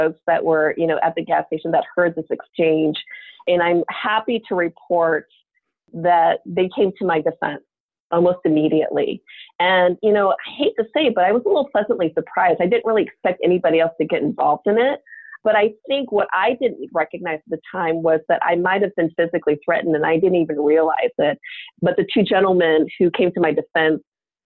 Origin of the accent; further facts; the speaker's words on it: Omaha, Nebraska, United States; moved away as an adult; also born or lived in Korea; now in Bay Area, United States; I grew up in Nebraska from the age of three.